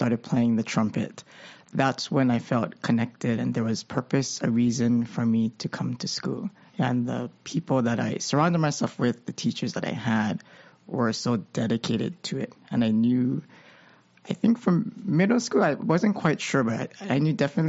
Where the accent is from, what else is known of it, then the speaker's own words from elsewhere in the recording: Honolulu, Hawaii, United States; I grew up in Nuuanu and Liliha.